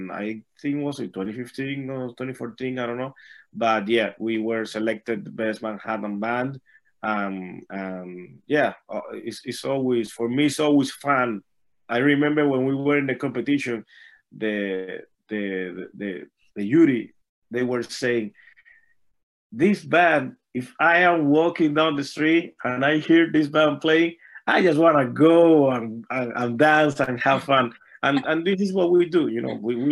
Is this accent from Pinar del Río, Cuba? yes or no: no; Havana, Cuba; moved away; I was born and raised in Havana, Cuba.